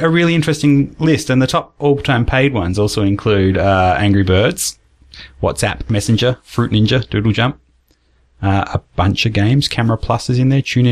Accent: Australia; accent: Australian; also born or lived in United States; I lived in the States for a couple of years in primary school, in what's it called? Elementary school. And they made fun of my Australian accent.

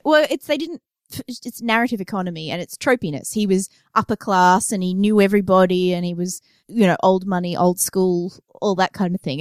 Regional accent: Australia; we're Australian, so I've, I saw snow for the first time when I was twenty-seven.

